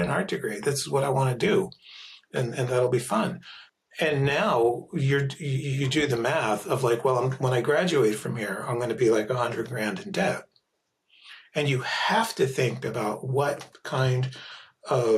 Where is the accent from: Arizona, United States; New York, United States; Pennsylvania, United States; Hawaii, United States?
Pennsylvania, United States; Philadelphia; Growing up in Philadelphia in the 1970s in an immigrant community